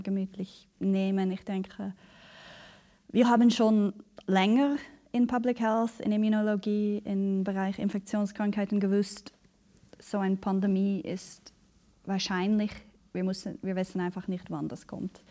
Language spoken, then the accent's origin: German; Canada; now in Basel, Switzerland; Ich bin ähm, in Kanada aufgewachsen mhm. und ganz im Norden, äh, relativ abgelegen